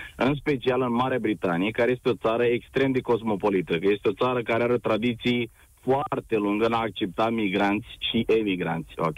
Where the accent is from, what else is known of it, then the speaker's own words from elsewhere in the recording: Romania; moved away as an adult; now in London, United Kingdom; provin din România. Nu, eu sunt mândru că sunt român